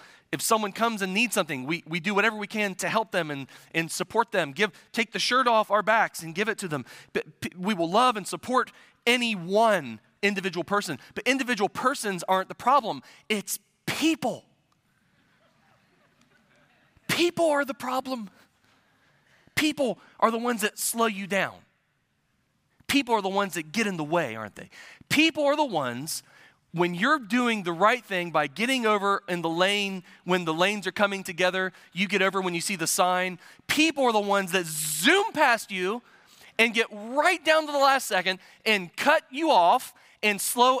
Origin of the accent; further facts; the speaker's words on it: Midwest, United States; I'm a transplant from the Midwest. So I'm not originally from here